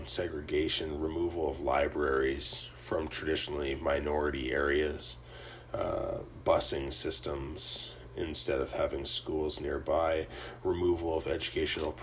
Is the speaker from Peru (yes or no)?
no; Canada; I'm Canadian